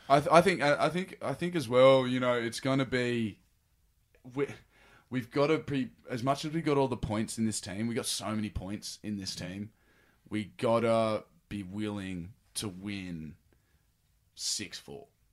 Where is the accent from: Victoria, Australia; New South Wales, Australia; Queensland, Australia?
New South Wales, Australia; Sydney; moved away as an adult; now in Los Angeles, United States; I was born in Freshwater, in Manly Hospital, and grew up in Freshwater